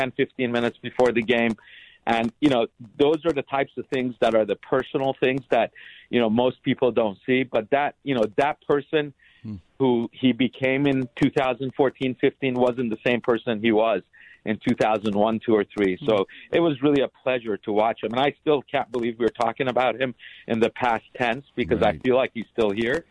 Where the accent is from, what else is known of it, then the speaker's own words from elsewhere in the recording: Los Angeles, California, United States; I grew up